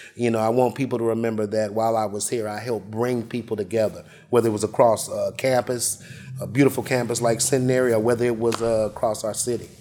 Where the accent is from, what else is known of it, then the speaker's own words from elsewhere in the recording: Shreveport, Louisiana, United States; my hometown, beautiful Shreveport, Louisiana